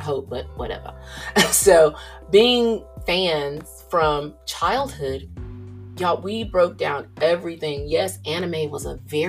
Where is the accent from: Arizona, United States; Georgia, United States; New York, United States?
Georgia, United States; me coming from the South, I'm from Georgia.